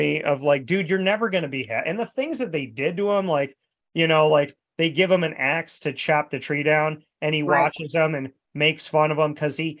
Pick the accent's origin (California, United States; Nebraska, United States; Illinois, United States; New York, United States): New York, United States; because I was from New York